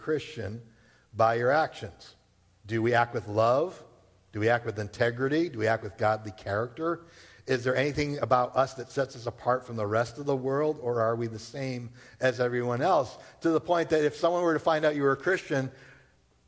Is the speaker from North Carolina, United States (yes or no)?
no; Massachusetts, United States; also born or lived in Rhode Island; born and raised in Massachusetts, all right? Been here my whole life except for maybe 3 years when I was down at Bible College in Rhode Island.